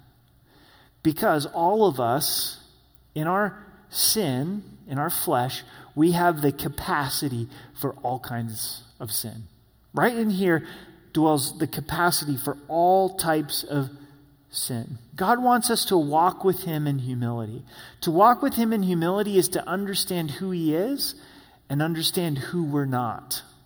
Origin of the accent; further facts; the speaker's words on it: Grants Pass, Oregon, United States; now in Colorado Springs, United States; where I grew up in Grants Pass, Oregon, this small town on the I-5 freeway.